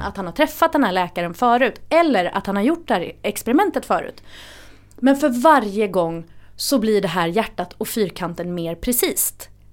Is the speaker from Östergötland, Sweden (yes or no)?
no; Gothenburg, Västra Götaland, Sweden; moved away as an adult; now in Stockholm, Sweden; Det är Göteborg jag är ifrån